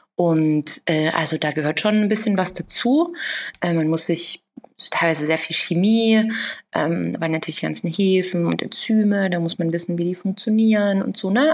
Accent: Saxony, Germany; now in Berlin, Germany; ich bin gewachsen in Sachsen

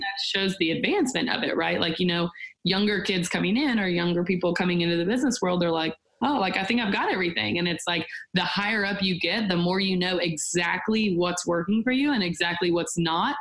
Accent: Nashville, Tennessee, United States; born and raised in Nashville, Tennessee

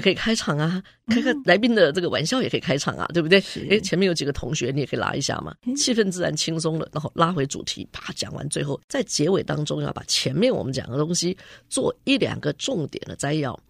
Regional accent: Taiwan; moved away as an adult; 我们在台湾很多的教育里面

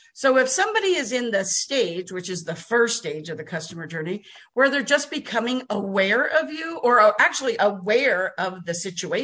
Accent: New Jersey, United States; now in Texas, United States; I was born in Jersey too. Did you know that? I'm a Jersey girl.

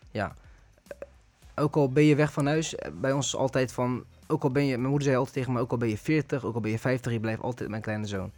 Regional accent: Netherlands; ik ben geboren en getogen in Nederland

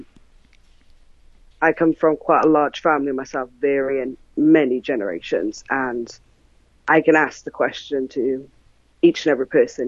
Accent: South Wales, United Kingdom; I'm from South Wales in the United Kingdom.

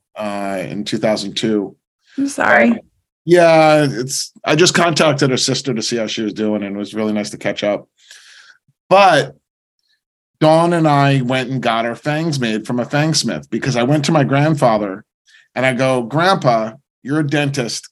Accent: New Jersey, United States; moved away; also born or lived in San Diego, California / New York; I grew up in a very normal family, very suburban. We, were was in New Jersey

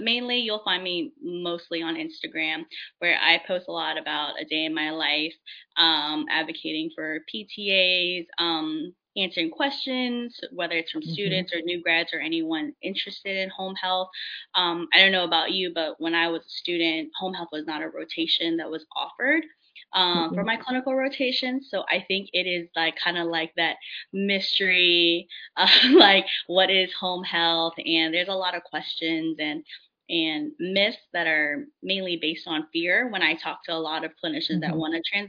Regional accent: D.C., Virginia, United States; I am from Virginia, born and raised right outside of Washington, D.C.

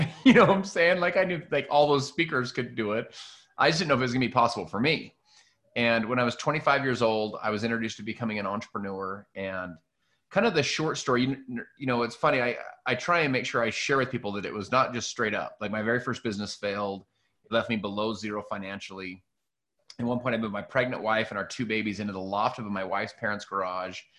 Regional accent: Salt Lake City, Utah, United States; I'm from Salt Lake City, Utah.

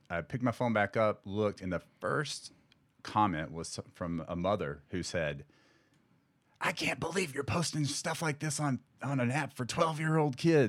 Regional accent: South Carolina, United States; moved away as an adult; now in San Diego, United States; Originally, I'm from South Carolina.

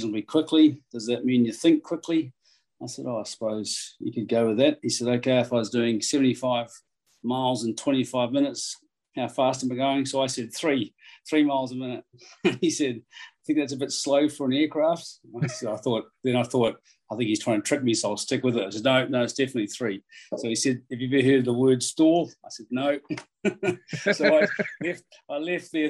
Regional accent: Levin, Manawatū-Whanganui, New Zealand; I spent most of my life growing up in Levin.

